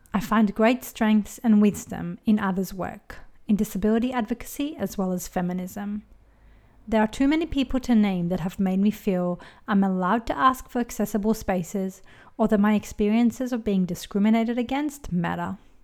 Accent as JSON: {"language": "English", "country": "Israel", "tie": "born or raised there", "moved": "as an adult", "lives_now": "Australia", "said": "I was born in Israel, raised as Jewish, and immigrated to Australia in my early twenties"}